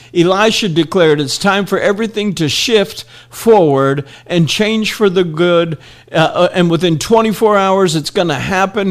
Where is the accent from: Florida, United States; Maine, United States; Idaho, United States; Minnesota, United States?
Florida, United States; Miami; when I grew up in Miami